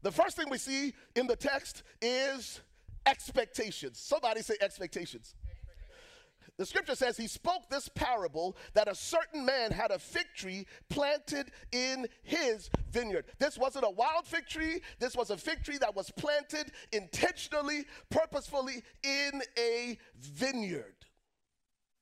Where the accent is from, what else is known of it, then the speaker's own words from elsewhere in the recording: Liberia; moved away; I was born and raised in Liberia, West Africa.